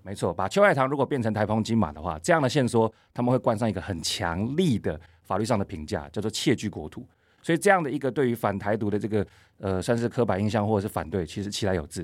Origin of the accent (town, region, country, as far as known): Taiwan